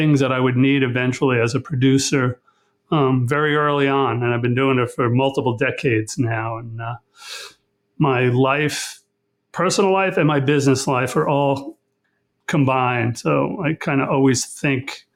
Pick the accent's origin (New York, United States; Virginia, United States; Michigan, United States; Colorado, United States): New York, United States; Long Island; also born or lived in St. Petersburg, Florida; they moved back to Long Island, where I was raised